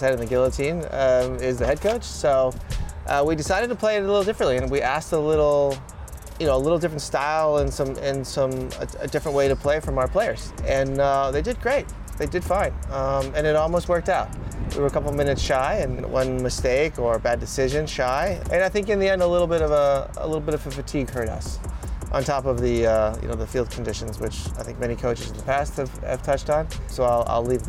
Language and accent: English; Southern California, United States; growing up in Southern California and spent some time abroad